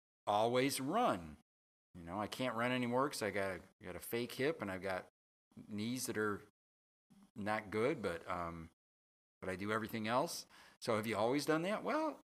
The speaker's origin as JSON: {"language": "English", "town": "Berkeley", "region": "Michigan", "country": "United States", "said": "I'm not from New York. I'm from Berkeley, Michigan, 45 minutes northeast of here."}